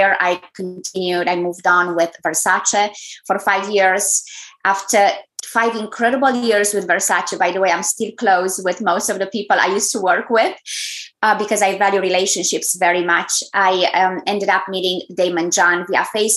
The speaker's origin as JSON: {"language": "English", "country": "Romania", "also_born_or_lived": "Germany", "second_language": "English", "moved": "as an adult", "lives_now": "United States", "said": "in case you wonder about my accent, I'm originally from Romania."}